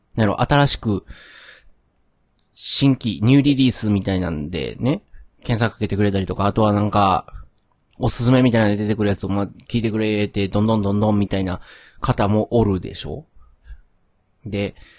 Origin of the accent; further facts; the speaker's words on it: Kyoto, Japan; also born or lived in Nara; now in Kobe, Japan; 生まれも育ちもまあ京都で、まあずっと関西におって